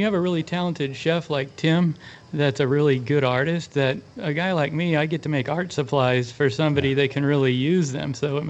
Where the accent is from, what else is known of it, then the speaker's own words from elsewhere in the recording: Kansas City, United States; also born or lived in Santa Barbara, California; now in Carmel Valley, United States; I'm from Kansas City.